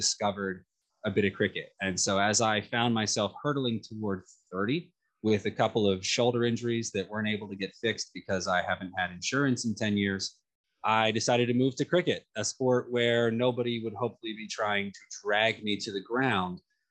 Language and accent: English; Philadelphia, Pennsylvania, United States; moved away as an adult; now in New York, United States; the recreational playing fields of Ardsley, Pennsylvania, just outside the northeast of Philadelphia, where I grew up